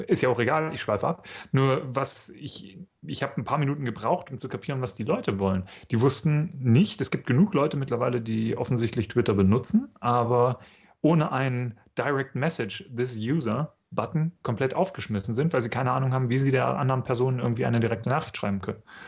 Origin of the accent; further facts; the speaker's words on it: East Germany, Germany; Ich komme aus dem Osten, ja. Ich bin praktisch auf dem FKK-Zeltplatz aufgewachsen